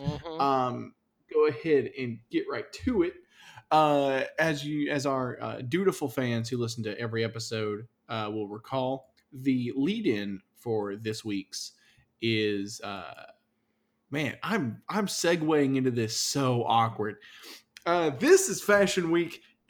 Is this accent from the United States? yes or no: no; Canada